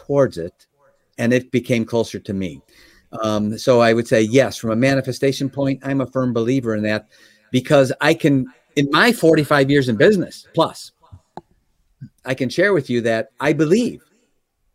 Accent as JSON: {"language": "English", "town": "Chicago", "region": "Illinois", "country": "United States", "tie": "born or raised there", "said": "I was from Chicagoland area"}